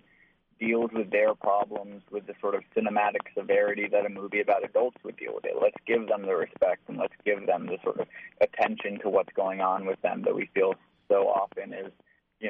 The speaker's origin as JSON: {"language": "English", "town": "Albany", "region": "New York", "country": "United States", "tie": "born or raised there", "said": "I grew up in Albany, me and my best friend Madison both grew up in Albany"}